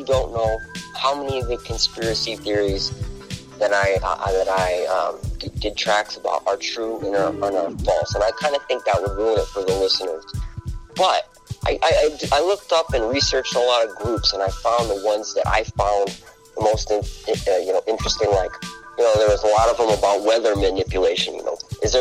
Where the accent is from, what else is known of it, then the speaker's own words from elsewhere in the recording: Rochester, New York, United States; also born or lived in Los Angeles / New Mexico; I was born and raised in Rochester, New York